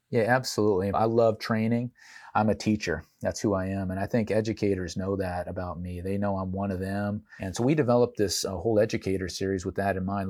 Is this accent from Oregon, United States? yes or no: yes; Portland, Oregon, United States; I grew up in Portland, Oregon